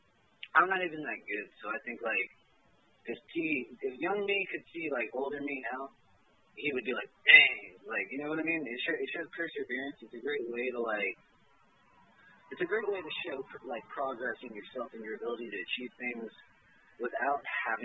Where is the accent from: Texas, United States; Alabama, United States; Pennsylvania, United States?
Texas, United States; Houston; now in Beaumont, United States; I hail from Houston, but live in Beaumont